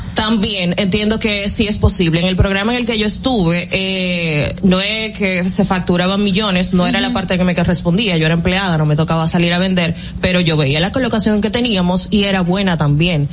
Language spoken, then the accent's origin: Spanish; Argentina; argentina, somos de Argentina